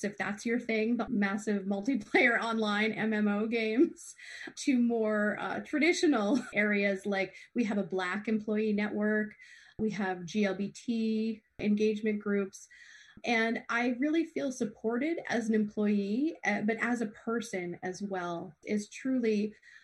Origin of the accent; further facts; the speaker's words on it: Hollis, Maine, United States; also born or lived in Lewiston, Maine; now in Wells, United States; I grew up in Hollis, Maine, went to Bonnie Eagle